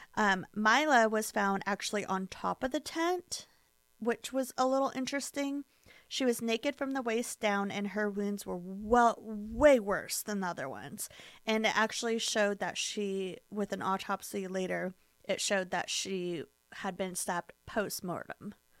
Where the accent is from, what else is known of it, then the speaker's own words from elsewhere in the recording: United States; We're American